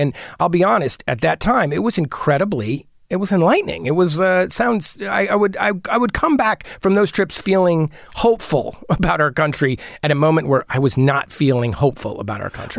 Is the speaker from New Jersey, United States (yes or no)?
yes; New Providence, New Jersey, United States; also born or lived in Brooklyn, New York; now in Los Angeles, United States; I grew up in New Jersey